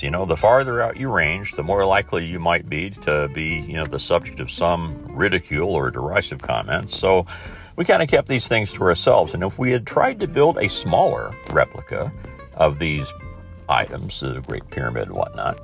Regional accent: Mitchell, Indiana, United States; in Mitchell, my hometown, having the persimmon festival

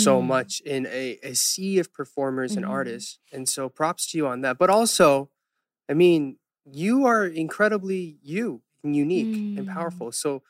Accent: the South, United States; growing up in the South

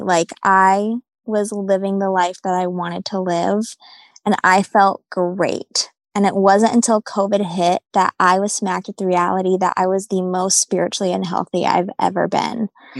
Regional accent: New England, United States; also born or lived in Bible Belt; New England is a very spiritually oppressed area. And I discovered that after living in the Bible Belt for the past 5 years

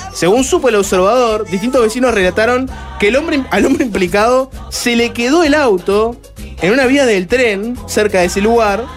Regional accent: Uruguay; como uruguayos

